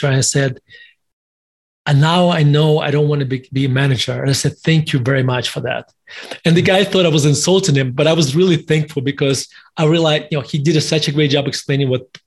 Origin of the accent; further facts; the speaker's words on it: Russia; also born or lived in United States; now in Denver, United States; As your listeners and viewers can tell from my accent, I was born in Russia, and in Soviet Russia at the time. And I lived in the United States for basically 30 years